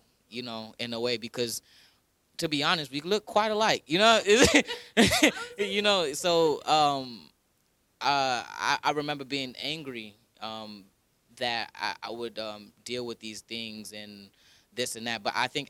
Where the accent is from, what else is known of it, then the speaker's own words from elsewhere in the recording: Kenya; And I'm Kenyan, you know. So I sucked at cross country and I'm Kenyan.